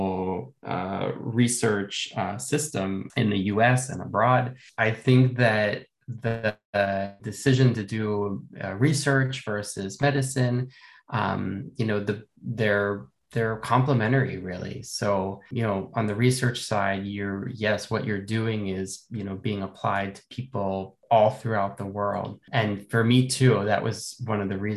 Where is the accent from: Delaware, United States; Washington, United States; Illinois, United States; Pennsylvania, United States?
Pennsylvania, United States; Philadelphia; moved away as an adult; also born or lived in Boston; I am originally from the Philadelphia area, which is, you know, on the east coast of the U.S., not too far from New York City, about 2 hours south of New York. That's where I grew up